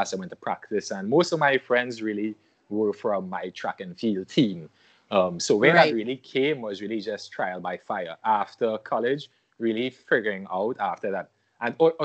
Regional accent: Trinidad & Tobago; I am born and raised in Trinidad and Tobago, citizen of Trinidad and Tobago. I grew up here

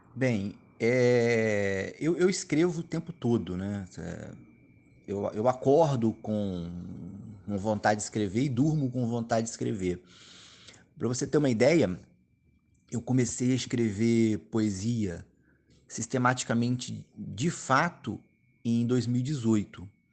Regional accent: Volta Redonda, Rio de Janeiro, Brazil; moved away as an adult; now in Rio de Janeiro, Brazil; eu sou de Volta Redonda, interior do estado do Rio

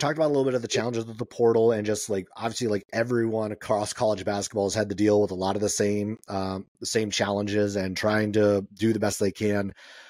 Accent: Bay Area, California, United States; I grew up here in the Bay Area watching Cal and Stanford from the time I was little.

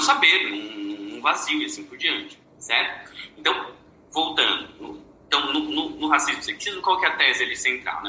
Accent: Brazil; nós, no Brasil, não somos brancos

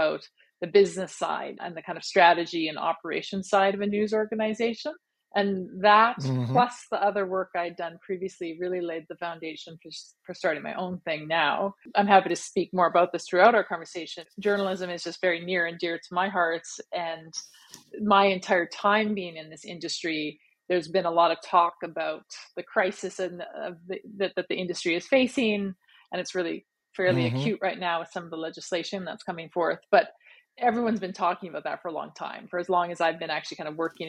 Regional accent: Steinbach, Manitoba, Canada; moved away as an adult; also born or lived in Paris; now in Toronto, Canada; I am originally from Manitoba. I grew up in small town Manitoba, and actually Steinbeck

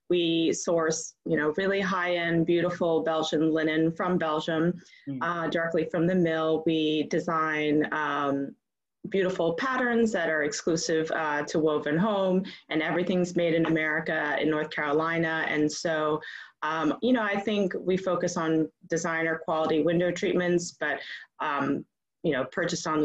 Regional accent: Bangkok, Thailand; I grew up abroad. I grew up in Bangkok. My mother was Thai. My father was from is from Boston, a New Englander.

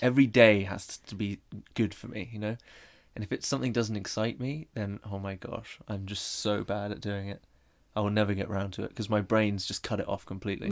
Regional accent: Bournemouth, South West England, United Kingdom; moved away as an adult; now in London, United Kingdom; I'm also from Bournemouth.

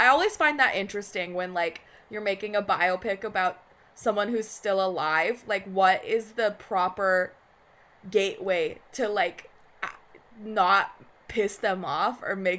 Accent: United States; I identify as an ABC, as an American born Chinese.

